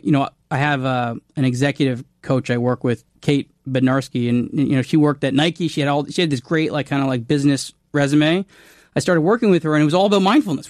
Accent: Canada; I'm Canadian

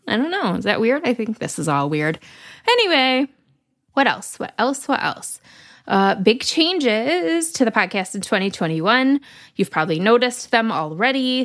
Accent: Lansing, Michigan, United States; I grew up in South Lansing

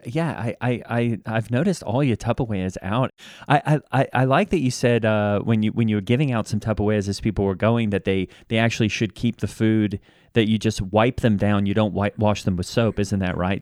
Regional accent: Australia; I'm from Australia

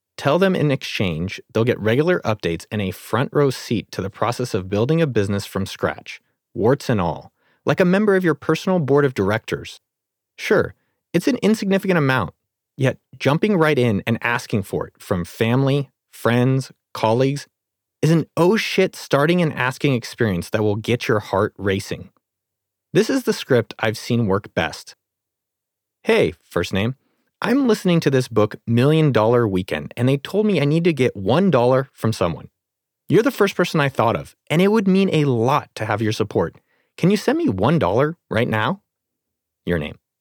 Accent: San Jose, California, United States; I was born and raised in California, grew up in San Jose

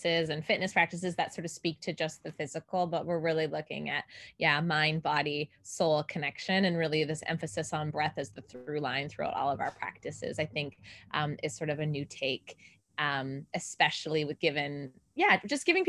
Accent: Canada; now in Los Angeles, United States; I am originally from Canada, but I live here in Los Angeles, California now.

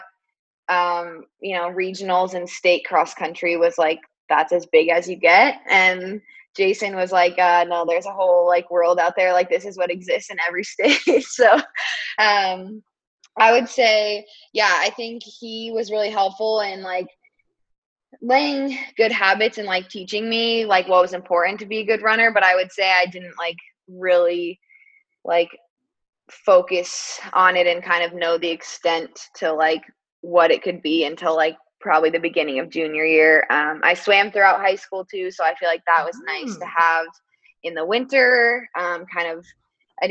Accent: Boulder, Colorado, United States; moved away as an adult; also born or lived in Stanford, California; now in Portland, United States; I am from Boulder, Colorado

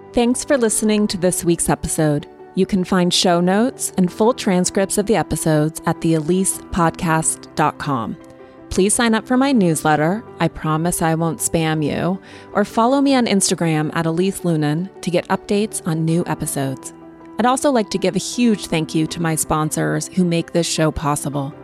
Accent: Montana, United States; I grew up in Montana.

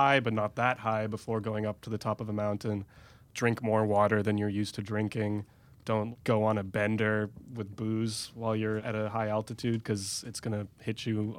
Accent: India; Which, as an Indian, I still get every time I go to India.

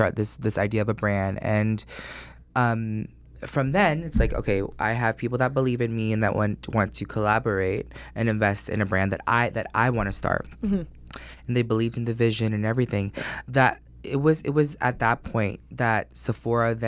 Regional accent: Orlando, Florida, United States; also born or lived in Astoria, Queens, New York; I was born in New York, and then I grew up in Orlando

